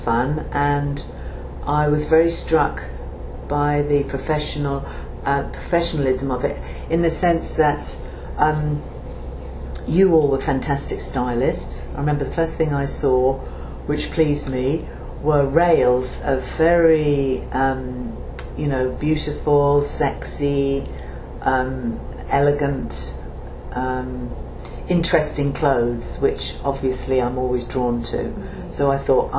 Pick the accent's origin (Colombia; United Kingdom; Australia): United Kingdom; Portsmouth, South East England; moved away as an adult; I was born in Portsmouth in the house that I was living in with my mother and father in Cassassin Street in Portsmouth